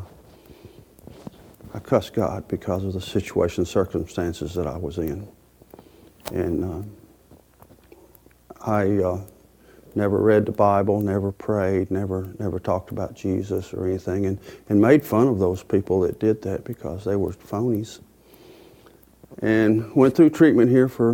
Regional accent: Lawrenceburg, United States; I'm from Lawrenceburg

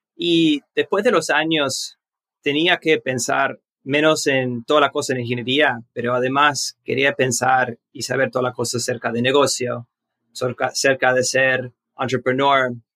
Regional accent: Miami, Florida, United States; also born or lived in Uruguay; Nací en Estados Unidos, nací en Miami, Florida

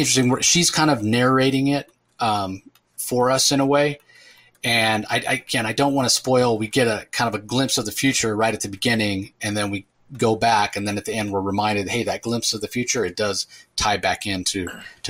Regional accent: California, United States; I grew up in California

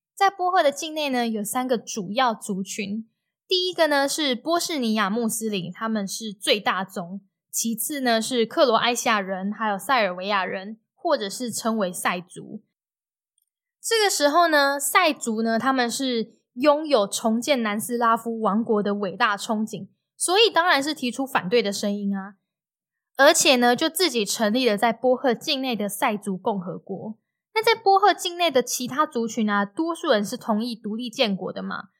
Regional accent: Taiwan; 当我在台湾出生可以喝奶、流口水和安稳地长大的时候

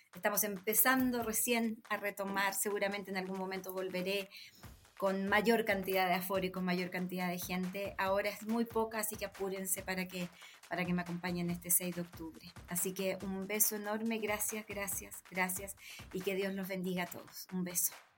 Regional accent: Chile; Yo soy latina, soy chilena

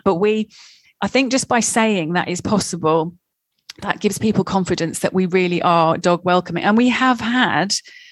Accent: England, United Kingdom; I'm English

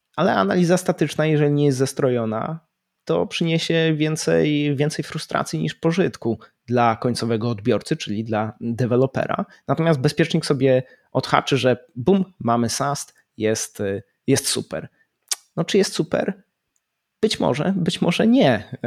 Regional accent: Poland; moved away as an adult; also born or lived in United Kingdom; wyjechałem z Polski

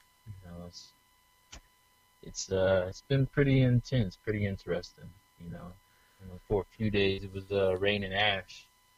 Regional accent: Baltimore, Maryland, United States; moved away as an adult; also born or lived in Washington, D.C. / Bedford, Virginia; now in California, United States; I'm from D.C. and Baltimore. You know, I usually say both because I was born in D.C., but I was raised in Baltimore and spent most of my life in Baltimore and also Virginia.

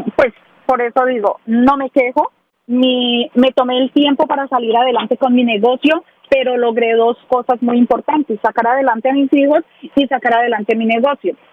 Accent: Ibagué, Tolima, Colombia; now in Nashville, United States; Soy de Ibagué del departamento del Tolima, de, de la ciudad musical de Colombia

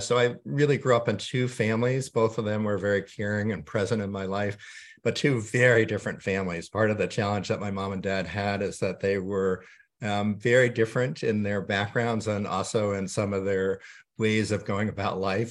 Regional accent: suburbs of New York, United States; moved away; I grew up mainly during my childhood in the suburbs of New York

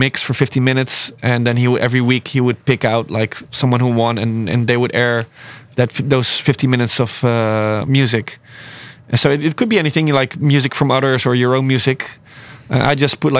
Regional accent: Breda, North Brabant, Netherlands; I grew up in Breda

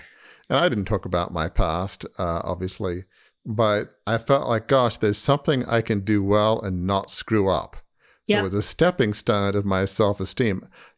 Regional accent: Australia; which I grew up in Australia, so all Australians love tennis, obviously.

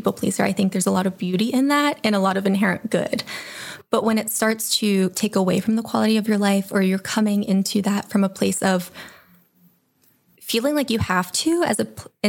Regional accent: Pittsburgh, Pennsylvania, United States; also born or lived in Youngstown, Ohio; now in Cleveland, United States; I grew up in the Pittsburgh area and eventually moved to Youngstown, where I completed my schoolwork

